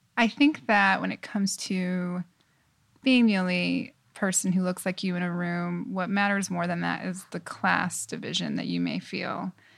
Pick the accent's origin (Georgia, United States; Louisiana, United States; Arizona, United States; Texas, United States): Arizona, United States; Tucson; moved away as an adult; also born or lived in Los Angeles, California / New York City; I moved to Arizona, Tucson, Arizona, when I was seven, and that's definitely where I consider home